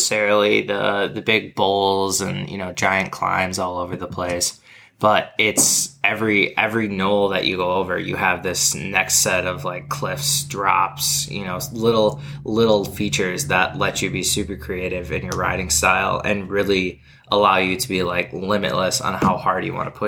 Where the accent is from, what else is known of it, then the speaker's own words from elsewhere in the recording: Midwest, United States; moved away; also born or lived in Seeley Lake, Montana; a Midwestern perspective